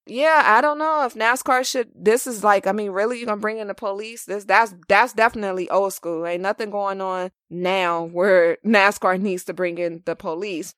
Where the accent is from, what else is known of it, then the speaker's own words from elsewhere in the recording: California, United States; I'm from California.